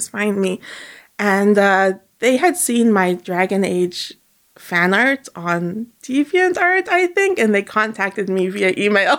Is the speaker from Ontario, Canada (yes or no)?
yes; Toronto, Ontario, Canada; also born or lived in Montreal, Canada; I was born in Montreal, but like I moved here when I was like 6. Unfortunately, I didn't speak any French, but I've been living in Toronto for forever.